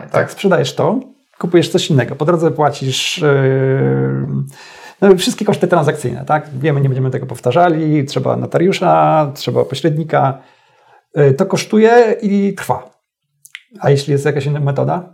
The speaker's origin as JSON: {"language": "Polish", "town": "Stalowa Wola", "region": "Subcarpathian Voivodeship", "country": "Poland", "tie": "born or raised there", "also_born_or_lived": "Warsaw", "moved": "yes", "said": "do rodzinnej Stalowej Woli"}